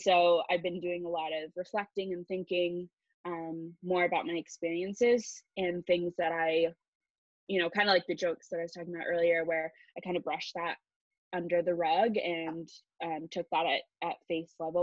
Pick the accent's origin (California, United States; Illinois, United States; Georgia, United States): California, United States; Palo Alto; I grew up in the Bay Area of California in Palo Alto